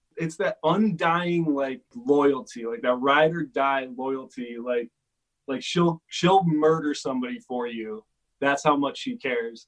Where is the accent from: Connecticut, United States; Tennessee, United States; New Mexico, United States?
Connecticut, United States; now in Los Angeles, United States; I grew up in Connecticut